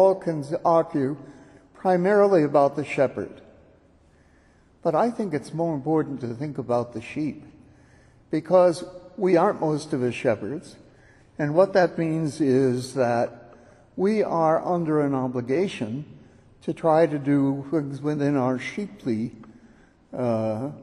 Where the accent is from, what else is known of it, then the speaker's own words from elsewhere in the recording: California, United States; moved away; my home state